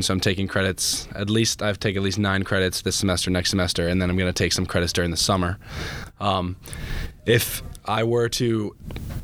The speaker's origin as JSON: {"language": "English", "area": "Carroll County", "region": "Maryland", "country": "United States", "tie": "born or raised there", "said": "I grew up in Carroll County, Maryland."}